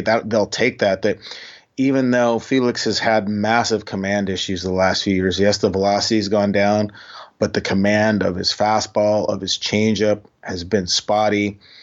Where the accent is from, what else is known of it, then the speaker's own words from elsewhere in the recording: Havre, Montana, United States; moved away; also born or lived in North Dakota / Seattle; growing up in Montana, in small town in Montana, uh, the, the large town Haver, uh, which is way up by the Canadian border